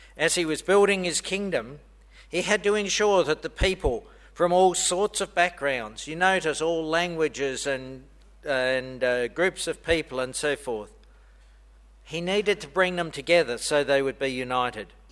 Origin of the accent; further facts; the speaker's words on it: Australia; moved away; I'm Australian